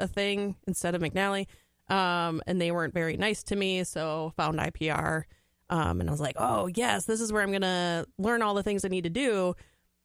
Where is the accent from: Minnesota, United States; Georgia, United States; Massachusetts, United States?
Minnesota, United States; Pine Island; moved away as an adult; also born or lived in Twin Cities, Minnesota; being in the Twin Cities for 15 years, but grew up in Pine Island, just north of Rochester